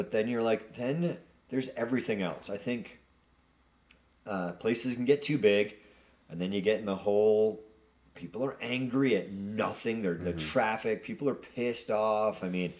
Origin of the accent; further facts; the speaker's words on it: Nantucket, Massachusetts, United States; moved away; I grew up on Nantucket Island.